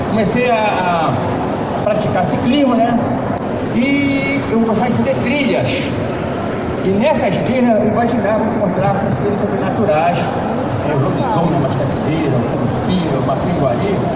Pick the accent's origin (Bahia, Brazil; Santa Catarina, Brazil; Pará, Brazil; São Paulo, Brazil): Pará, Brazil; Belém; né, sou nativo, moro de Mosqueiro, nasci em Casa de Mosqueiro.